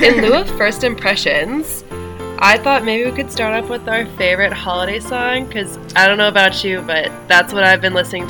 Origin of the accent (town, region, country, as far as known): Indiana, United States; moved away as an adult; now in Europe